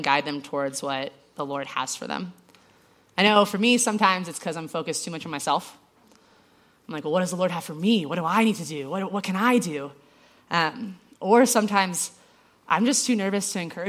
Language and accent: English; Georgia, United States; I'm from Georgia